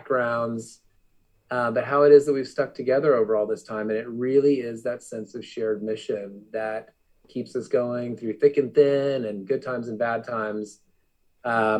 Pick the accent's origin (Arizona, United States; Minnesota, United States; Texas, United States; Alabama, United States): Arizona, United States; I grew up in Arizona